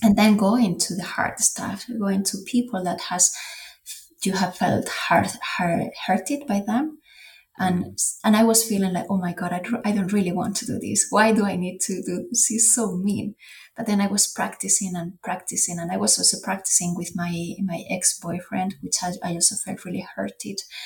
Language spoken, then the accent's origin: English; Spain; English is a second language; moved away; We had in my hometown, we have this quintos, which is a, a party that it was back in the day was done when people went to the military service, but in Spain it's not mandatory anymore